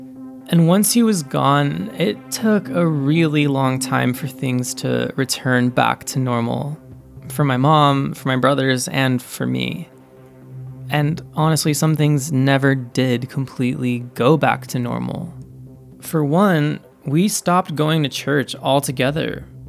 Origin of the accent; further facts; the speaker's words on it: Highland, California, United States; more than just your typical suburb of LA. But to me, it's so much more than that. I actually loved growing up in Highland.